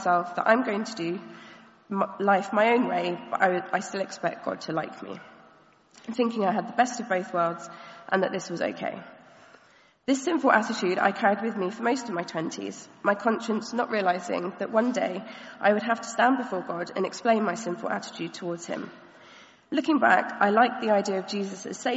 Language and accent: English; Caterham, South East England, United Kingdom; also born or lived in Nottingham; I was born and raised here in Caterham in a loving Christian home